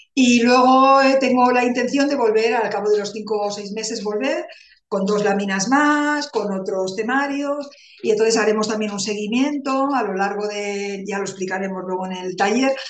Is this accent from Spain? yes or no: yes; Barcelona, Catalonia, Spain; moved away as an adult; now in Calatayud, Spain; aunque soy de Barcelona, soy catalana, pero hace un año que vivo aquí, en Calatayud, Zaragoza.